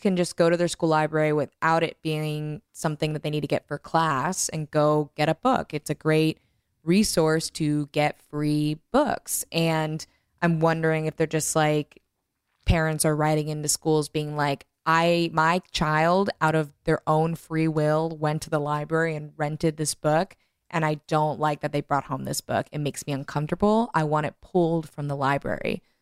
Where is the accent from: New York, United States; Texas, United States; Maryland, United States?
Texas, United States; I grew up in Texas. I went to school in public schools in Texas